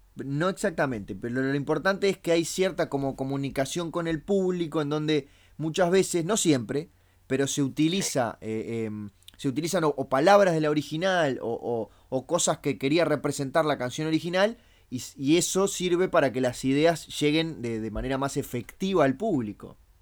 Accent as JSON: {"language": "Spanish", "country": "Uruguay", "said": "nosotros acá le decimos pop"}